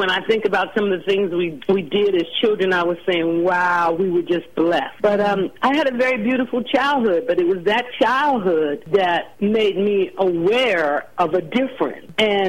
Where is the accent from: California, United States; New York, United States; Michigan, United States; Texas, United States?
California, United States; Los Angeles; I grew up in Los Angeles. I must say I had a very beautiful childhood because the area that we moved in, it was rural at that time. So there were a lot of ponds and cows